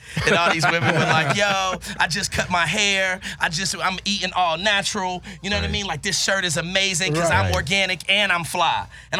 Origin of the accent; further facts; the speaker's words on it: Greensboro, North Carolina, United States; Greensboro, North Carolina, because that's where I'm from.